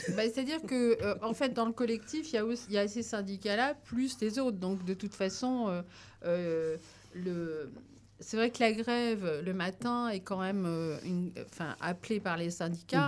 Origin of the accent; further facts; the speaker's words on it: France; chez nous en France